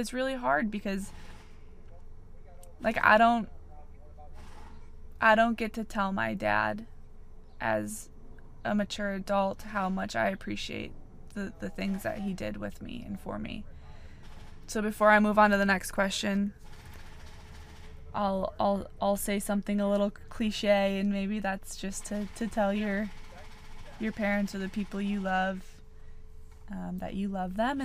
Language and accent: English; Wisconsin, United States; I grew up in Wisconsin, and I have three older brothers.